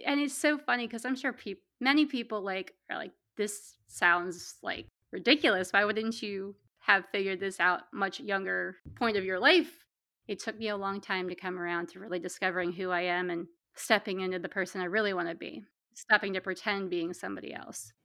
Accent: Pennsylvania, United States; also born or lived in Pittsburgh, Pennsylvania; I'm from Pennsylvania, and I live in central Pennsylvania now, but I lived in the western part of the state for about ten years in Pittsburgh

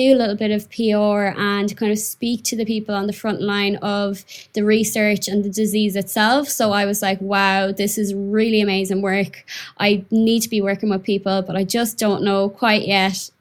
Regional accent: Mayo, Connacht, Ireland; moved away as an adult; now in London, United Kingdom; where I'm from in Ireland, little old Mayo

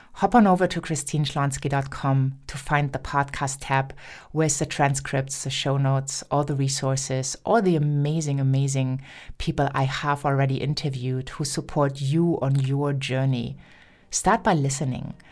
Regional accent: Germany; first language German; English is a second language; also born or lived in United States; I'm German and I grew up in speaking German

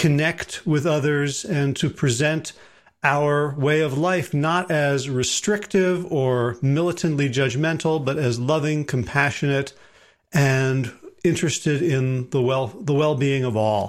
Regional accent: South Orange, New Jersey, United States; I grew up in South Orange.

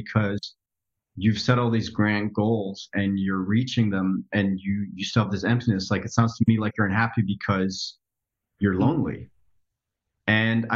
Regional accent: Netherlands; moved away as an adult; now in United States; So I grew up in the Netherlands. I was born and raised in Europe, lived there for 20 years.

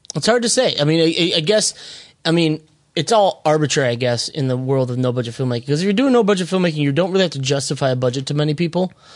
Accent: Minnesota, United States; moved away; I'm originally from Li-, Little Canada, also known as Minnesota

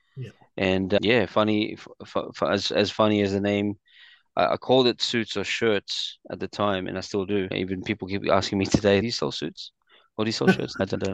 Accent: Sydney, New South Wales, Australia; also born or lived in Philippines / Quakers Hill; So I migrated here with my family from Philippines to Australia around the yeah, late 80s and growing up in Randwick was actually our first area

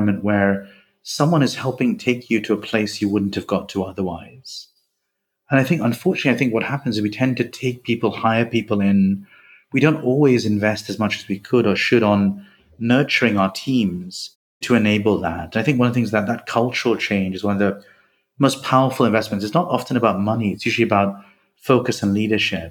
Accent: India; now in United Kingdom; I grew up in India, I think like yourself, spent many years there

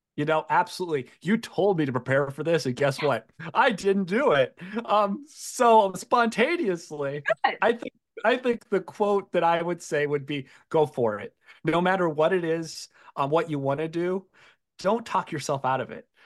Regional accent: Iowa, United States; we're all from Iowa

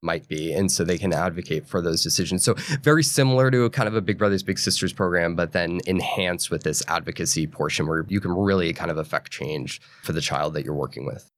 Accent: New Hampshire and Maine, New England, United States; I grew up in New England, in New Hampshire and Maine.

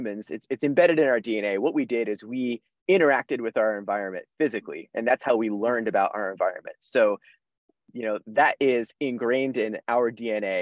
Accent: central/South New Jersey, United States; moved away as an adult; now in Boston, United States; I am originally from New Jersey. So I grew up in central/South New Jersey

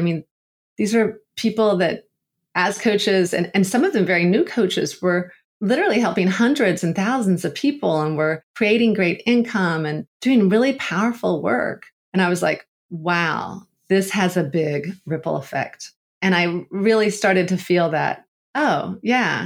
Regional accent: United States; moved away as an adult; also born or lived in Togo; growing up in the States

